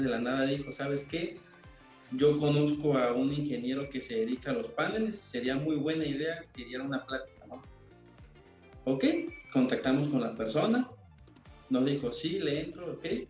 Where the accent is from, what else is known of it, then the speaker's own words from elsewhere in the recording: Coatzacoalcos, Veracruz, Mexico; soy de Coatzacoalcos, Veracruz